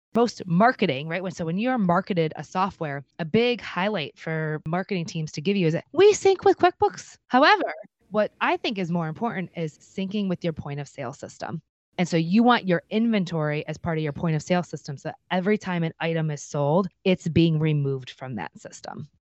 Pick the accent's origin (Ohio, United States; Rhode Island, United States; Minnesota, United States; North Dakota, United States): Ohio, United States; Cleveland; I'm from Cleveland, Ohio